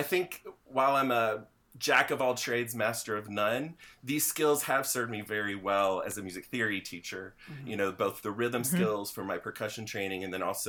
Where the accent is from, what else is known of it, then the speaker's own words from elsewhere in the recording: Kentucky, United States; now in South Carolina, United States; in the county I grew up in, that was when you started band